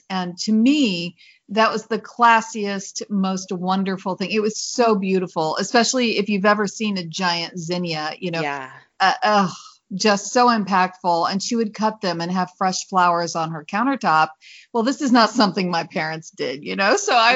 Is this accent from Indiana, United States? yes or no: yes; Indiana, United States; also born or lived in Illinois; now in Mesa, United States; I'm from Indiana. I grew up on a farm in Indiana and learned what hard work was